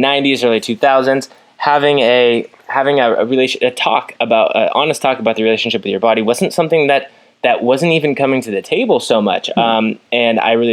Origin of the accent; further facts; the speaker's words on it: United States; being an American